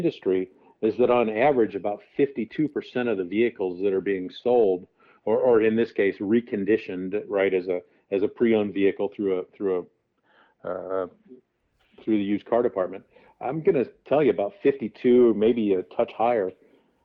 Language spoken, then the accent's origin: English; just outside St. Louis, Missouri, United States; also born or lived in Chicago area; now in Arizona, United States; my hometown, which is just outside the St. Louis area